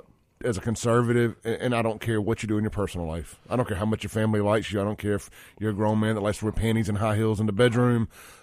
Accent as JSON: {"language": "English", "region": "the South", "country": "United States", "said": "I mean, look, man, I'm from the South."}